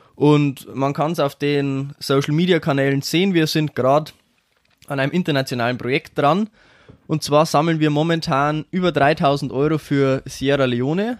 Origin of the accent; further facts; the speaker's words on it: Schwandorf, Bavaria, Germany; ich bin 23 Jahre alt, und ich komme aus Schwandorf